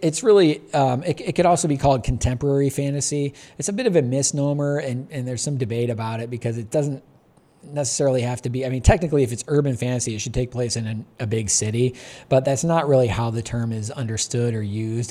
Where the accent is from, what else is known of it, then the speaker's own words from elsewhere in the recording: Michigan, United States; a kid growing up in Michigan in the eighties